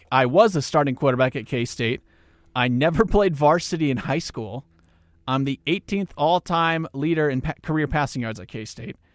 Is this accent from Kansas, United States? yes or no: yes; McPherson, Kansas, United States; I was a second round draft pick. I'm from McPherson, Kansas.